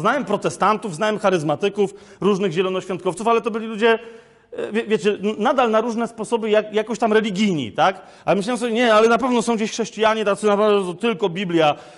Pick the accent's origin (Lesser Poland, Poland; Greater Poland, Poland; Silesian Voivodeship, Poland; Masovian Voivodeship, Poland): Lesser Poland, Poland; Kraków; ja jestem z Krakowa, u nas się, wiecie, to jest stara Galicja i u nas, się, u nas się nie wychodzi na dwór, no wiecie, tylko na pole